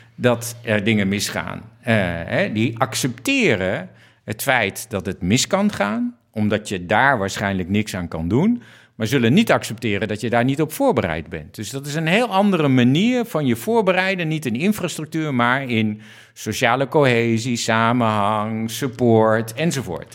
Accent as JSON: {"language": "Dutch", "country": "Netherlands", "said": "een Nederlandse eh, jongen die uh, waarnemend directeur-generaal eh, Ruimte en Water is"}